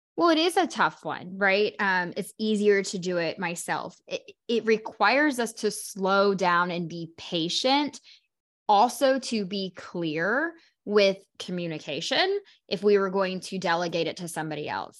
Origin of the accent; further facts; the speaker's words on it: Oklahoma, United States; moved away; also born or lived in Carolinas; I'm from Oklahoma